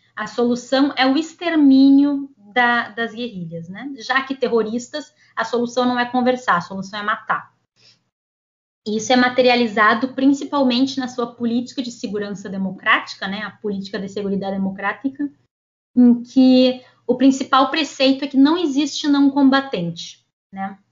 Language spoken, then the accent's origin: Portuguese; Brazil